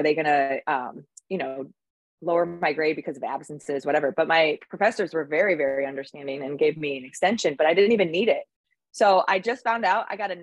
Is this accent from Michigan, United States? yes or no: yes; Michigan, United States; now in Pensacola, United States; I grew up in Michigan, where it's way wicked more cold than it is here in Pensacola. And I'm from a small town